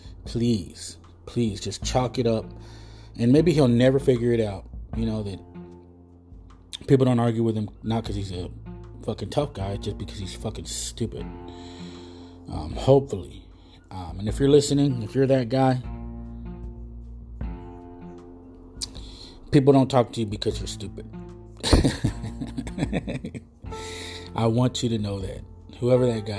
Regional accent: United States; being Mexican American

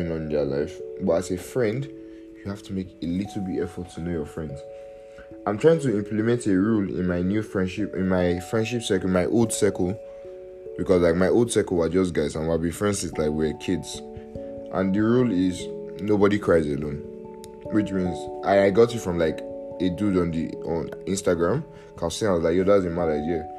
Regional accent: Nigeria; I'm Nigerian

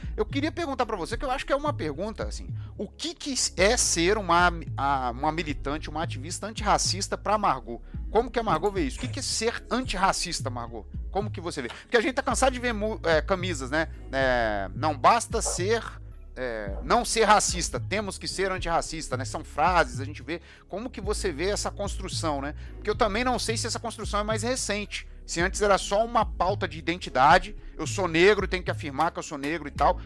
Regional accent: Juiz de Fora, Minas Gerais, Brazil; moved away; na minha terra, que é juiz de fora

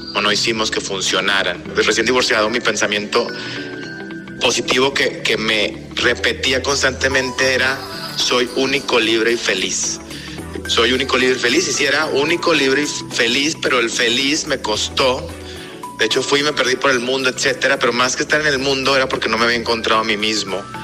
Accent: Mexico; moved away as an adult; also born or lived in Spain / Costa Rica; yo soy mexicano.

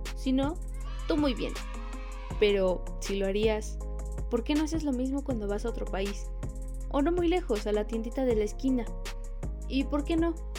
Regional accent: Mexico; nuestro México mágico

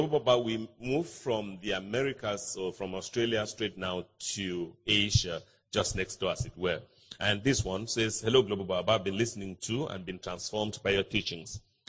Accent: Malawi; I'm from Malawi, by the way.

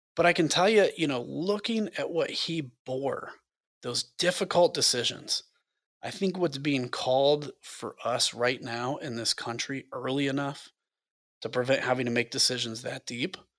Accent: United States; I was from the United States of America

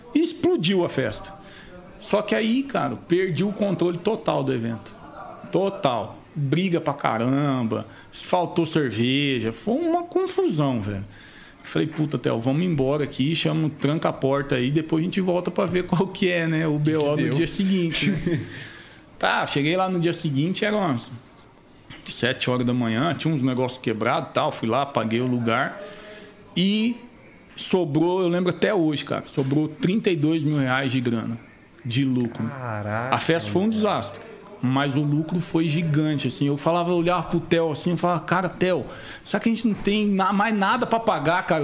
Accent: Campo Grande, Mato Grosso do Sul, Brazil; born or raised there; moved away; also born or lived in Maringá, Paraná

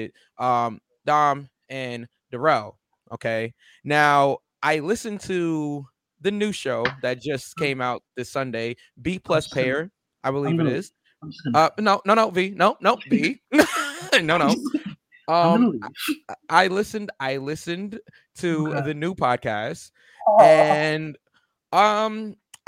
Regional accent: New York City, New York, United States; Brooklyn, my hometown, me and V's hometown

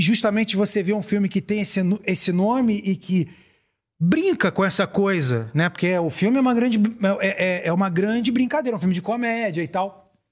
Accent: Brazil; eu vou falar como brasileiro

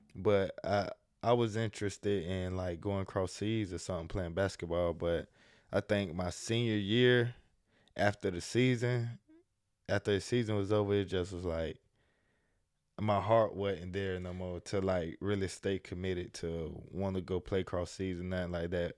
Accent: Jacksonville, Florida, United States; also born or lived in Miami; born and raised in Jacksonville

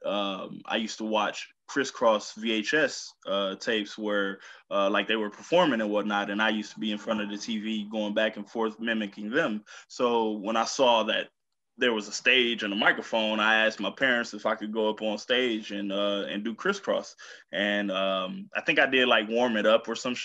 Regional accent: Milwaukee, Wisconsin, United States; moved away; also born or lived in Berlin, Germany / Colorado Springs / South Carolina; finally landed back in Milwaukee where I was raised

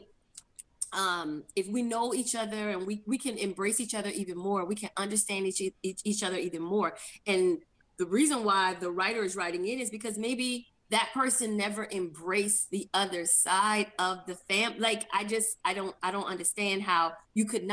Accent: Charleston, South Carolina, United States; accent: Geechee; moved away; also born or lived in Savannah, Georgia; I moved to Savannah from Charleston

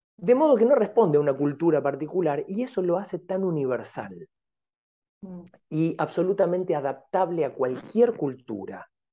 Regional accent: Tigre, Buenos Aires Province, Argentina; Yo soy este, nativo de Tigre, de la ciudad de Tigre

